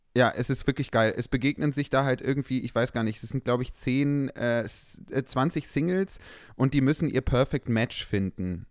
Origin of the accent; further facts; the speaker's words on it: Düsseldorf, North Rhine-Westphalia, Germany; ich bin ja in Düsseldorf aufgewachsen